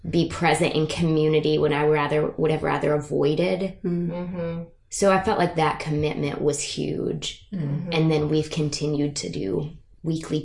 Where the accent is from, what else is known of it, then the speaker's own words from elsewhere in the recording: Michigan, United States; moved away as an adult; now in Chattanooga, United States; As you can tell by my accent / speech impediment, I'm from Michigan